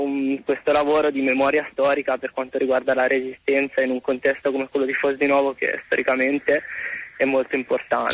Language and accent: Italian; Massa, Tuscany, Italy; io sono di Massa